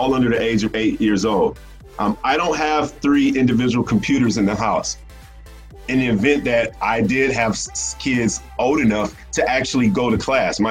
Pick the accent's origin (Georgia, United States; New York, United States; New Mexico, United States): Georgia, United States; Atlanta; I'm from Atlanta